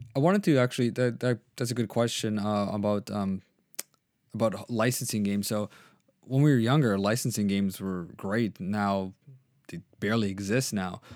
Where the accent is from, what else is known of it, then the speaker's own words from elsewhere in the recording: Canada; I'm Canadian